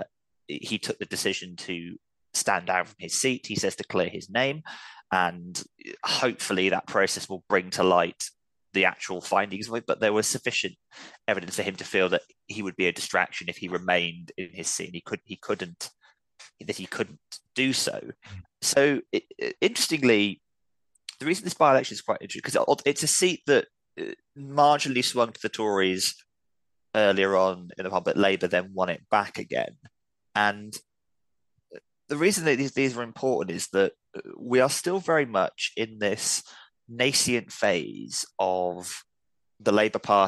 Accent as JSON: {"language": "English", "region": "London", "country": "United Kingdom", "said": "I'm a Londoner"}